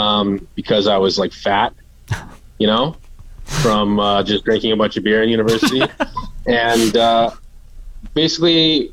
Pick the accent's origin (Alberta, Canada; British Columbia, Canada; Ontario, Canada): Alberta, Canada; Fort McMurray; moved away as an adult; also born or lived in Edmonton; I am born and raised in Fort McMurray.